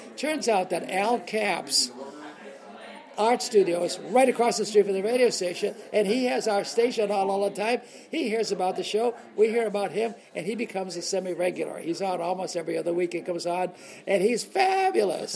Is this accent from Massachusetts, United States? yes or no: yes; Boston, Massachusetts, United States; I'm growing up in Boston, and I see these films as a kid